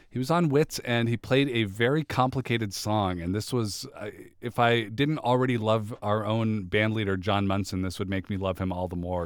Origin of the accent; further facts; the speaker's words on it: Seattle, Washington, United States; I grew up in Seattle